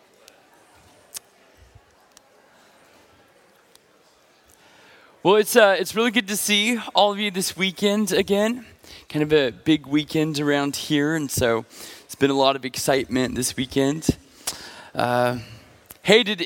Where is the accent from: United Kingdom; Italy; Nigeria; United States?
United States; Pacific Northwest; I'm from the Pacific Northwest